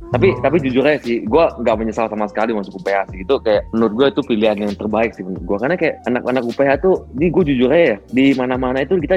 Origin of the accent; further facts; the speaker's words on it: Bali, Indonesia; gua tuh pengen ngerasain hidup di luar kota selain Bali kan gua dari SMA eh, dari TK sampai SMA gua di Bali kan